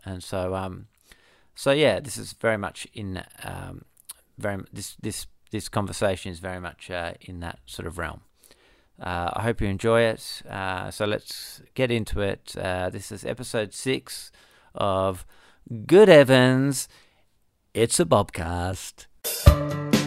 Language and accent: English; Perth, Western Australia, Australia; I grew up in Bull Creek